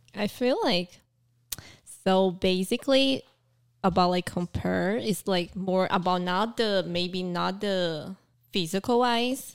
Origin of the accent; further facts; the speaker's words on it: Brazil; moved away; also born or lived in Taiwan; I grew up in Brazil